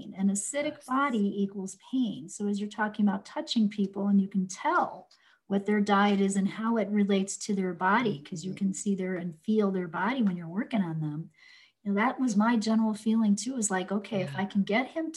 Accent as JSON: {"language": "English", "region": "Midwest", "country": "United States", "said": "I'm from the Midwest"}